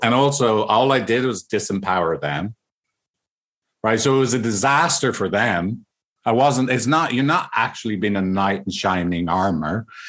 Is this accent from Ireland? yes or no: yes; Ireland; I'm from Ireland